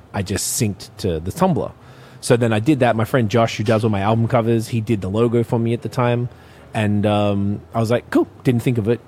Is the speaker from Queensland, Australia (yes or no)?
no; Melbourne, Victoria, Australia; I'm from Melbourne, Australia.